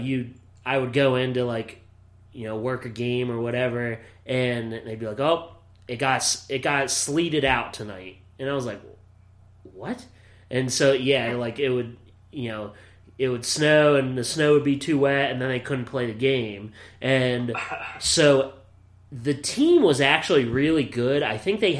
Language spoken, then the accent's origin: English; Williamsport, Pennsylvania, United States; moved away as an adult; also born or lived in Beloit, Wisconsin; my hometown of Williamsport, Pennsylvania